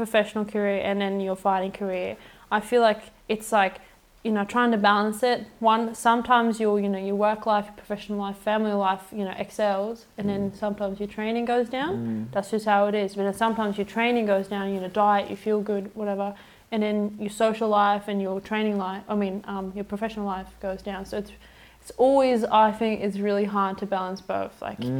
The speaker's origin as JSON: {"language": "English", "country": "Sweden", "tie": "born or raised there", "accent": "Australian", "moved": "yes", "lives_now": "Australia", "said": "So I grew up in Sweden, so I'm not actually Australian. I sound Australian"}